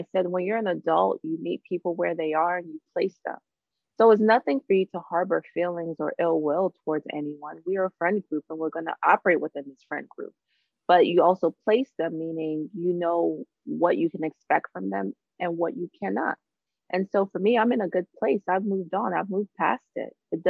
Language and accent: English; Long Island, New York, United States; I'm a Long Island girl. I grew up in Long Island, you know, I'm a New York girl.